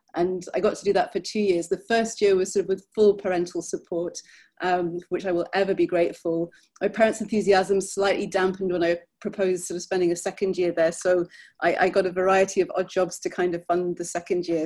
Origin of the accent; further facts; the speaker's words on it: Birmingham, West Midlands, United Kingdom; moved away as an adult; also born or lived in London; now in United States; I was born in England in an area in the 1970s that most English people would have happily driven 50 miles around to avoid. Um, it's a city called Birmingham